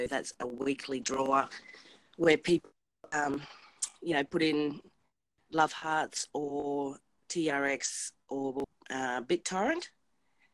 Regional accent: Australia; I'm from Australia

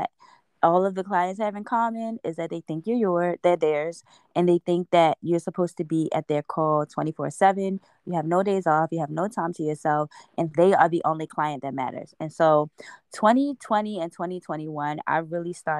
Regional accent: Baltimore, Maryland, United States; now in Los Angeles, United States; we're from Baltimore

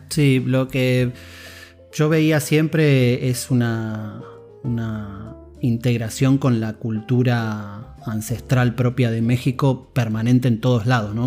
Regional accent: Argentina; accent: Argentine; mi acento argentino

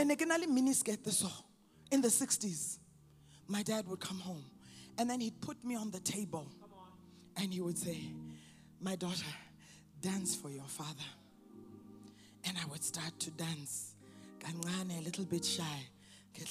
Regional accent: Canada; moved away; also born or lived in Botswana; I'm sure you can tell a little bit by my accent, I grew up in Canada.

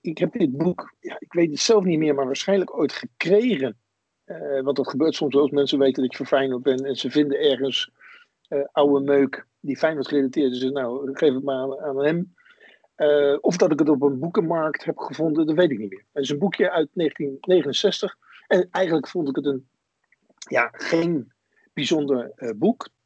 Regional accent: Wateringen, South Holland, Netherlands; ik ben opgegroeid in Wateringen, dat is een, een tuindersdorp in het Westland.

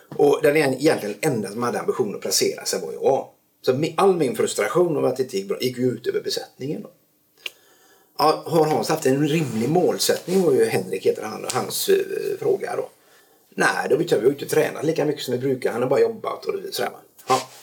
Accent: Stenungsund, Västra Götaland, Sweden; also born or lived in Norrland; now in Tjörn, Sweden; hamnade i Stenungsund när jag var års tioårsåldern

